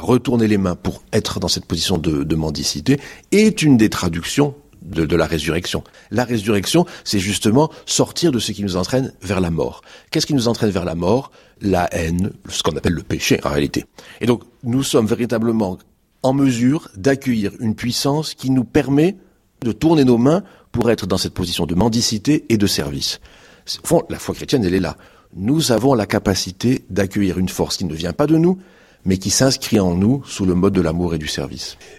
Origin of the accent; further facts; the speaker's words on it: Marseille, Provence-Alpes-Côte d'Azur, France; Je suis marseillais